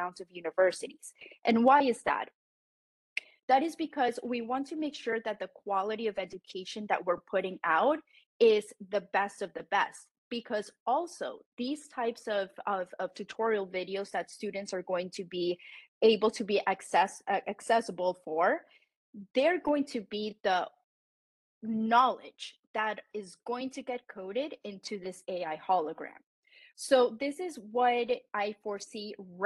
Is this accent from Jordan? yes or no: no; Colombia; first language Spanish; English is a second language; now in United States; I am also Colombian American, but I speak Spanish. It's my native language.